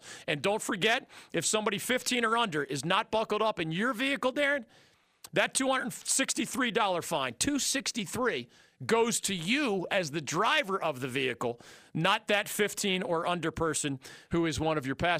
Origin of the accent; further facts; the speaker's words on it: Philadelphia, Pennsylvania, United States; also born or lived in Illinois; now in North Carolina, United States; not a North Carolinian. I'm not by birth or my being raised in Philadelphia either. Born in Illinois, raised in Philadelphia. Can I call myself a North Carolinian after 31 years?